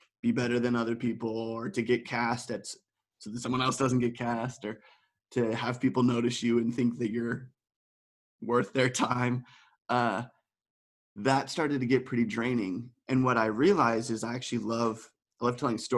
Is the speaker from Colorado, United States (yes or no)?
yes; Colorado, United States; moved away as an adult; now in Amsterdam, Netherlands; From America, and specifically from Colorado, which is really where I feel a strong identity